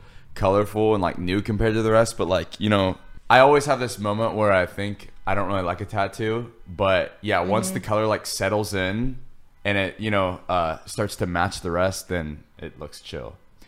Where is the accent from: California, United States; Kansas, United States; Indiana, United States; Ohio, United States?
Kansas, United States; moved away; I'm from Kansas